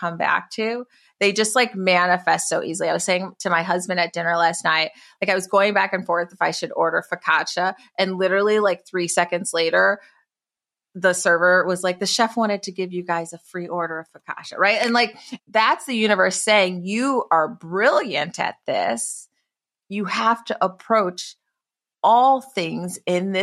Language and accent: English; Detroit, Michigan, United States; now in San Francisco, United States; I grew up in Detroit from my mother as a teenage mom. And like now I live like in San Francisco